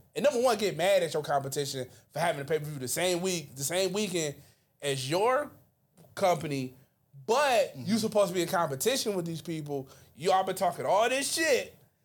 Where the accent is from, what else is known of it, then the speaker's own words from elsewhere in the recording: Mobile, Alabama, United States; Where you hail from? I am from Mobile, Alabama.